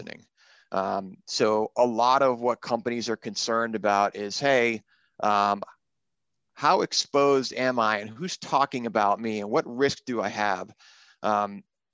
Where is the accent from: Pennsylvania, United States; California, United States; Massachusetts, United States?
Massachusetts, United States; South Shore; I grew up in Massachusetts, and in the South Shore there